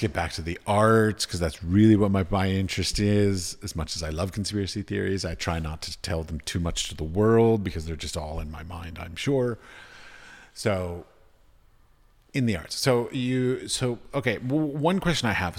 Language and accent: English; United States; moved away; also born or lived in United Arab Emirates; Growing up in America, being taught in America